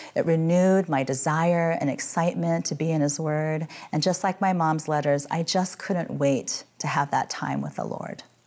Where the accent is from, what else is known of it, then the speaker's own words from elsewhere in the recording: Midwest, United States; moved away as an adult; now in San Francisco, United States; I grew up in the Midwest and suffered through freezing gray winters